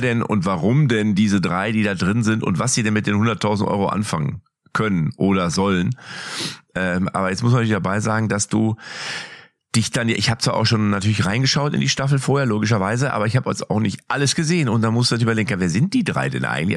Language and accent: German; Lippstadt, North Rhine-Westphalia, Germany; ich bin aus Lippstadt